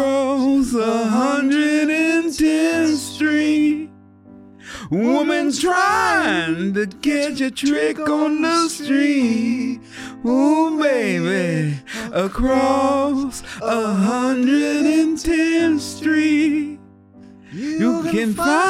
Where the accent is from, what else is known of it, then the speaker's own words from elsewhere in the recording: Chicago, Illinois, United States; moved away; also born or lived in Oregon; growing up in Chicago